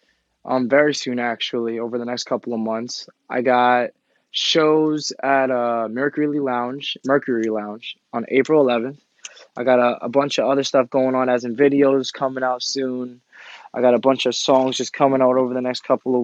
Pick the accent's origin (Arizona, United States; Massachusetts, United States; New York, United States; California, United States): New York, United States; Suffolk County, Long Island; I grew up in Suffolk County, Long Island.